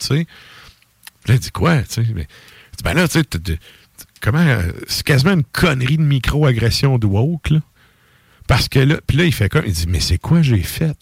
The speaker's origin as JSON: {"language": "French", "region": "Quebec", "country": "Canada", "said": "en tant que Québécois ici"}